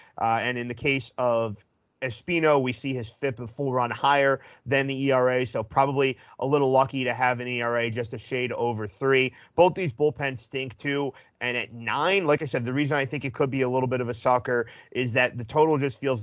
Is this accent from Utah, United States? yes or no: no; just outside Philadelphia, southern New Jersey, United States; I grew up just outside of Philly in southern New Jersey